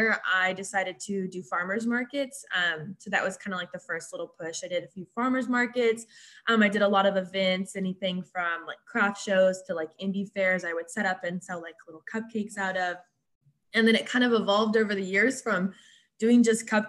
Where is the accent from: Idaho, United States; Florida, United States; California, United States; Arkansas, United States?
Arkansas, United States; Springdale; moved away as an adult; now in Fort Smith, United States; I'm from Springdale, Arkansas, but I currently live in Fort Smith, Arkansas